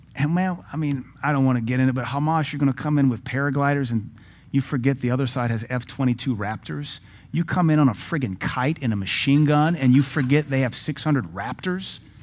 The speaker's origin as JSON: {"language": "English", "country": "United States", "said": "I'm glad to be American"}